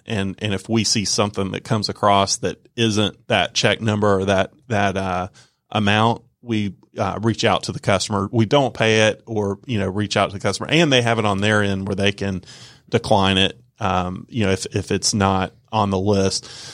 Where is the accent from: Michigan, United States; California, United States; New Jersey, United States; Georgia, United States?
Georgia, United States; Norcross; I'm a Georgia native, uh, born and raised in Georgia. Uh, grew up in the Norcross Peachtree Corners area.